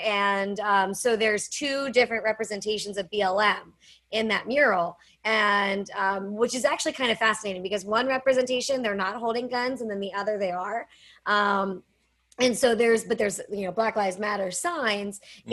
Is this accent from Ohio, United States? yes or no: no; Pittsburgh, Pennsylvania, United States; I am from Pittsburgh, Pennsylvania, so people assume that I grew up around firearms